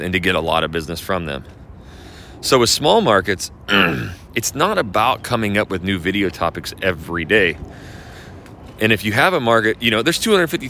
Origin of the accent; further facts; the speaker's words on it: Hayden Lake, Idaho, United States; moved away; I'm from Hayden Lake, Idaho